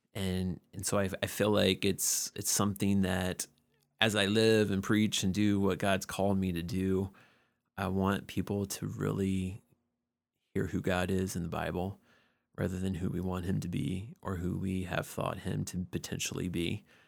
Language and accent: English; Georgia, United States; was born and raised in Georgia